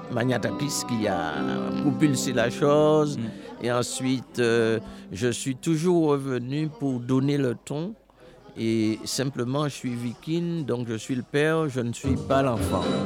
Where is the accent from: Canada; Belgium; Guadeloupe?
Guadeloupe; Marie-Galante; quand je suis né à Marie-Galante, euh, il n'y avait pas de l'eau courante